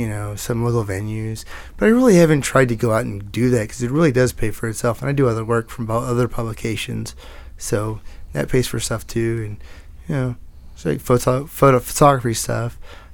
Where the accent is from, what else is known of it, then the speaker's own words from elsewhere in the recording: Fort Worth, Texas, United States; I grew up in Fort Worth. So, and then moved around a bit. Not in the city too much, suburbs area.